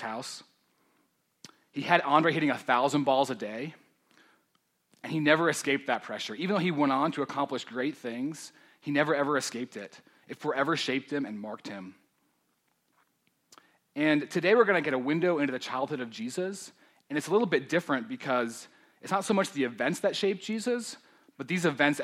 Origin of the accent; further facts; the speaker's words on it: Denver, Colorado, United States; I grew up in Denver, so I'm one of the few natives